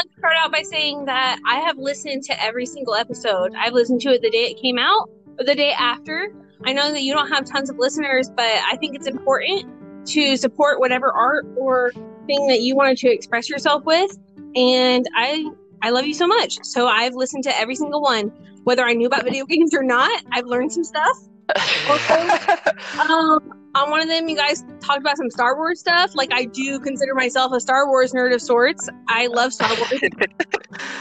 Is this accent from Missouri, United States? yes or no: yes; Missouri, United States; born or raised there; also born or lived in Grinnell, Iowa